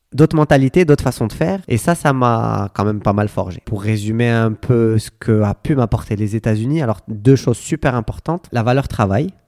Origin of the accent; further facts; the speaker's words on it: Casablanca, Casablanca-Settat, Morocco; moved away as an adult; also born or lived in Hawaii / United States; J'ai grandi à Casablanca, j'ai fait mes études à Casablanca